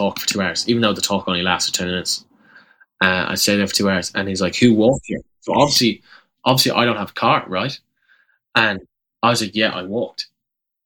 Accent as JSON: {"language": "English", "country": "Ireland", "moved": "as an adult", "lives_now": "Memphis, United States", "said": "coming from Ireland, like, you're not, I'm not American"}